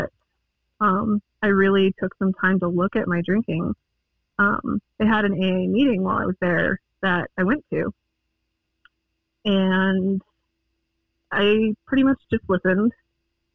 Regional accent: Longmont, Colorado, United States; also born or lived in Greeley, Colorado; I'm a Colorado native. I was born in Greeley, and I've lived in the Longmont area the rest of my life since I was 3 years old

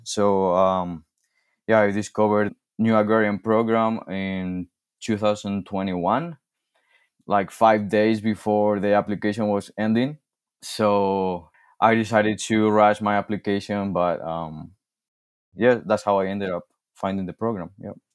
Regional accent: Spain; English is a second language; also born or lived in Michigan; now in Montana, United States; I'm originally from, from Spain, and I came to, to the States, uh, in two thousand sixteen.

